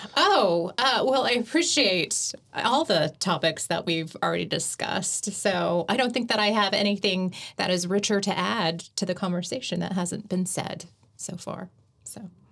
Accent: Chickasha, Oklahoma, United States; I grew up in Chickasha, um, which was predominantly white and also black

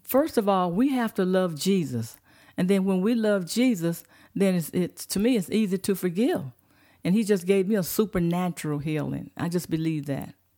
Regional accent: Fort Worth, Texas, United States; moved away as an adult; now in Prescott Valley, United States; I was born in Fort Worth, Texas

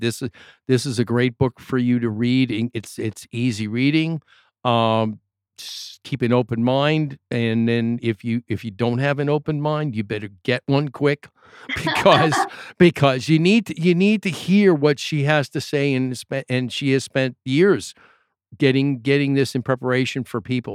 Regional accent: New York, United States; I'm from New York

